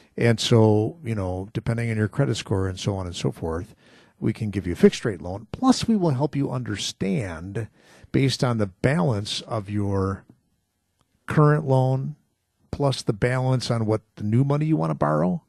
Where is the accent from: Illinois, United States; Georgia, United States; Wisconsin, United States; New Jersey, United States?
Wisconsin, United States; Muskego; Muskego, my hometown